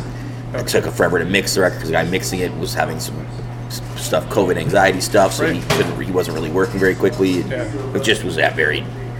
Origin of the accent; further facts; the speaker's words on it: Canada; I mean, I really lean into being Canadian.